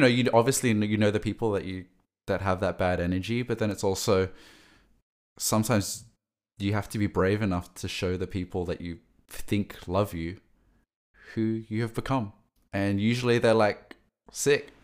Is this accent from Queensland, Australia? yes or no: no; Sydney, New South Wales, Australia; moved away; I grew up in Sydney